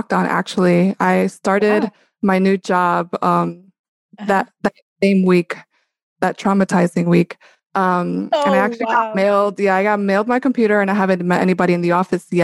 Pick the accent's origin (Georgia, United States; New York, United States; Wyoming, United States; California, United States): New York, United States; New York City; born and raised in New York. I'm from Brooklyn.